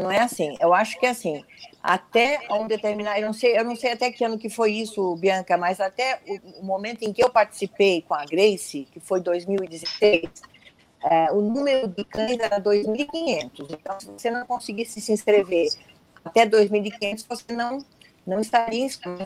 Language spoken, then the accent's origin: Portuguese; Brazil; eu sou brasileira